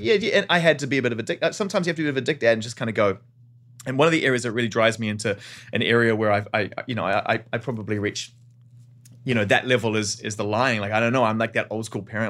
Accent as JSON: {"language": "English", "region": "Auckland", "country": "New Zealand", "tie": "born or raised there", "said": "growing up in Auckland, New Zealand"}